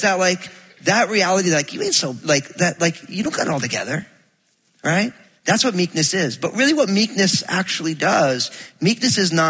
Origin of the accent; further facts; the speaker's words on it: New Jersey, United States; I'm from Jersey